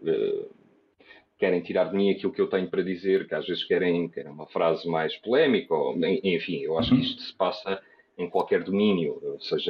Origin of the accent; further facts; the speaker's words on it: Portugal; sou português